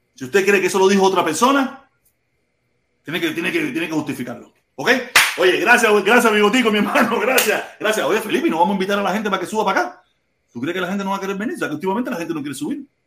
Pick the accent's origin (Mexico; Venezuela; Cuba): Cuba; now in United States; después que me fui de Cuba